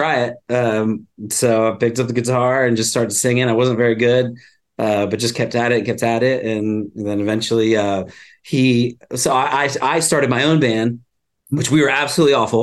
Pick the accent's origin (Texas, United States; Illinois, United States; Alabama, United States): Texas, United States; Flower Mound; also born or lived in Florida; now in Los Angeles, United States; I'm from like a little town called Flower Mound, about 45 okay. minutes outside Dallas. And then I moved to LA like in right around like 2000, 2001